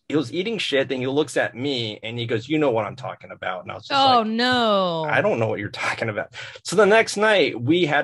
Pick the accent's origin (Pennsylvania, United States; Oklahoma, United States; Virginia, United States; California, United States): California, United States; San Francisco; that's where I'm, Kaiser on Geary Street.